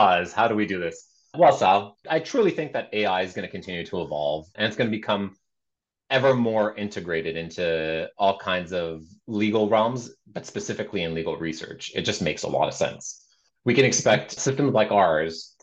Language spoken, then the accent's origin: English; Canada; we're Canadian